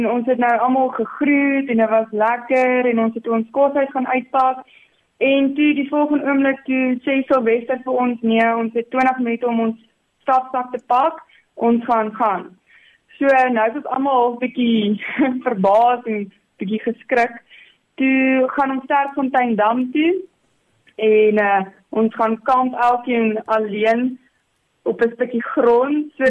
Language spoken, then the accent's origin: Afrikaans; Warmbad, Limpopo, South Africa; ek kom van Warmbad af.